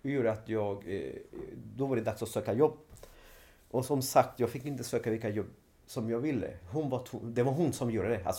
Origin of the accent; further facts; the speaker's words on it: Sweden; Ja, men, nej, men jag är från Sverige.